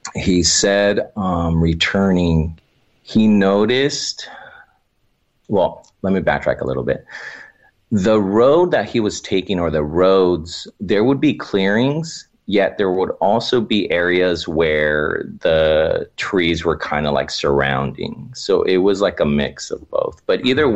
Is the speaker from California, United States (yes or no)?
yes; Oxnard, California, United States; I'm originally from Oxnard, California